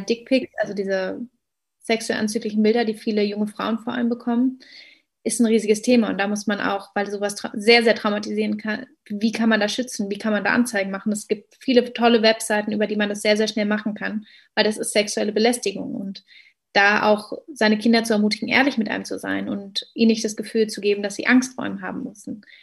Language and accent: German; Berlin, Germany; als gebürtige Berlinerin